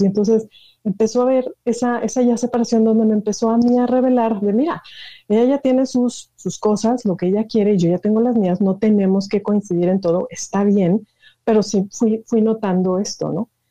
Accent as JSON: {"language": "Spanish", "town": "Monterrey", "region": "Nuevo León", "country": "Mexico", "tie": "born or raised there", "moved": "yes", "said": "yo soy originaria de Monterrey"}